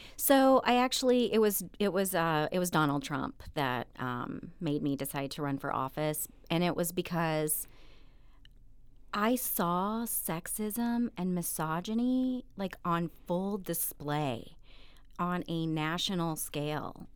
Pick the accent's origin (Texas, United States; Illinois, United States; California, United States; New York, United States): Illinois, United States; Eldorado; also born or lived in Evansville, Indiana; I'm from very rural Southern Illinois. My hometown has less than five thousand people. It's called El Dorado